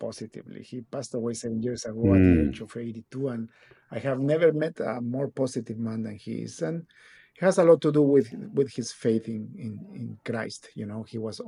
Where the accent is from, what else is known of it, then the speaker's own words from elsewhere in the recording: Guatemala City, Guatemala Department, Guatemala; now in Canada; I was born and raised in Guatemala City, Guatemala